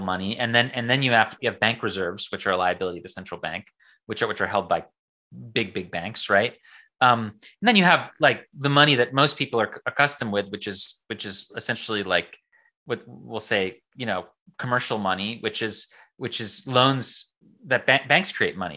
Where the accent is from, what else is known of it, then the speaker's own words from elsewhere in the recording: United States; I'm an American